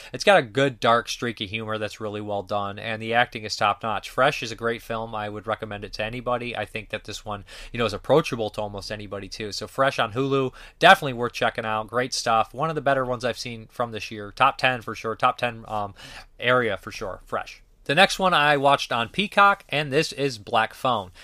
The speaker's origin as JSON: {"language": "English", "region": "Ohio", "country": "United States", "tie": "born or raised there", "said": "I grew up in Ohio"}